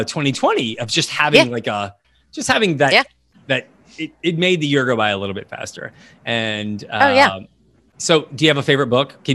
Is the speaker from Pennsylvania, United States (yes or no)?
yes; Harrisburg, Pennsylvania, United States; I was born in Harrisburg, Pennsylvania.